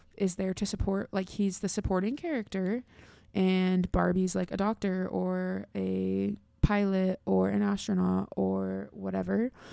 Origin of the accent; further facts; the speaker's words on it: United States; I'm from America